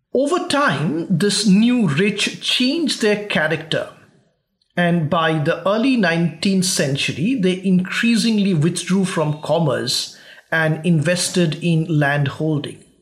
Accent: West Bengal, India; my home state of West Bengal

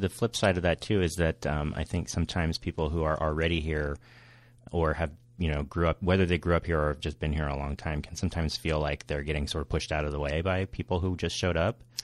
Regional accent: outside Monterey, Northern California, United States; moved away as an adult; also born or lived in Los Angeles County, California / Orange County, California; now in San Diego, United States; I grew up in Northern California outside of Monterey.

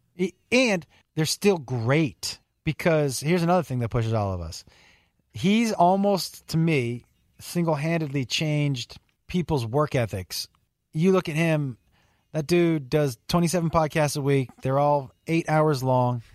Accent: Western Massachusetts, United States; I'm from Western Mass

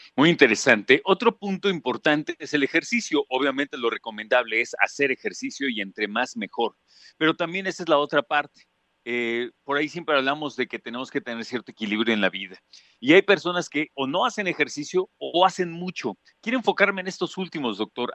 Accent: Mexico; un país como el nuestro

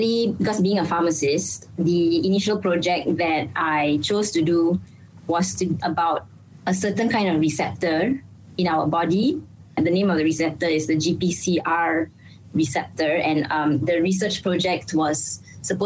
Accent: Malaysia; Being a Malaysian

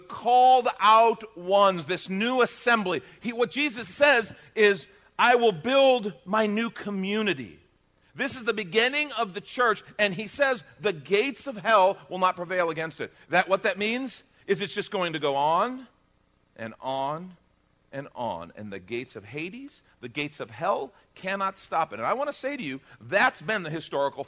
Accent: United States; as an American

